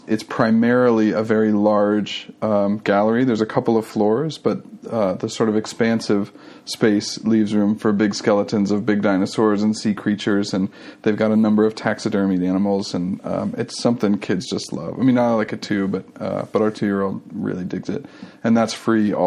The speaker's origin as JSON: {"language": "English", "country": "United States", "moved": "yes", "lives_now": "England", "said": "as an American living in England"}